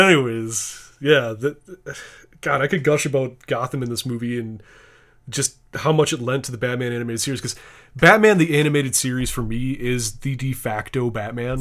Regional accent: Wisconsin, United States; I'm from Wisconsin

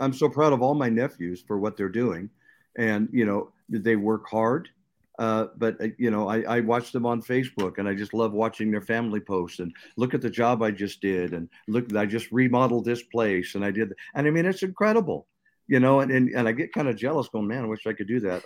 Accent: Seattle, Washington, United States; I grew up in Seattle

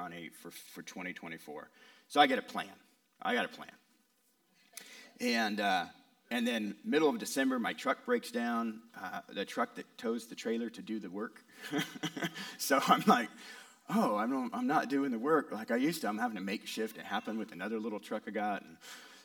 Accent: West Coast, United States; moved away; I'm from the West Coast

